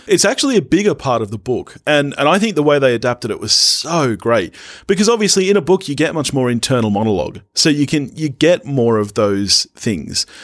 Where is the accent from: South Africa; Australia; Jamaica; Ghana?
Australia; being Australian